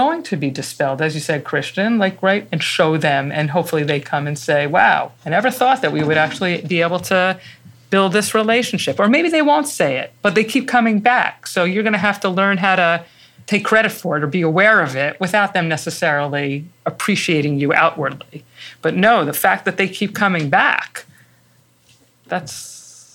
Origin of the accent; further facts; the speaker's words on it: New York City, New York, United States; I'm not from Connecticut. Actually, I was raised in the Bronx